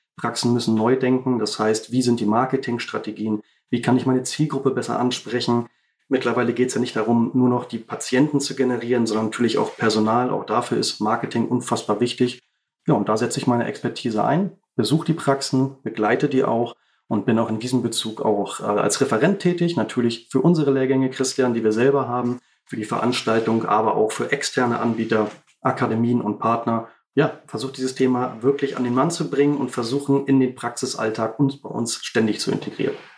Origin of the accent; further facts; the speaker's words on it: Baltic coast, Schleswig-Holstein, Germany; Bin hier aufgewachsen, auch an der Ostsee, genau wie